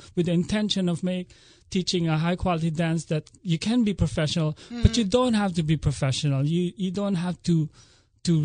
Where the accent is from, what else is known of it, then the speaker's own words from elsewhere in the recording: Manila, Metro Manila, Philippines; moved away as an adult; also born or lived in Atlanta, United States; now in Philadelphia area, United States; I'm originally from the Philippines